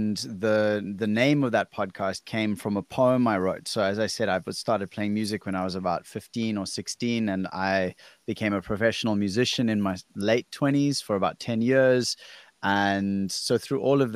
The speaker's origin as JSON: {"language": "English", "country": "South Africa", "said": "I'm from South Africa"}